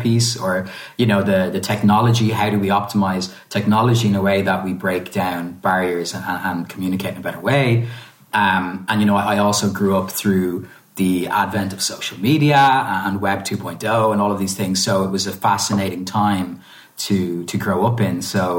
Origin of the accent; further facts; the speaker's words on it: Ireland; also born or lived in Italy; being both Irish and Italian and having had the experience of kind of growing up both across both countries, as well as having family all over the world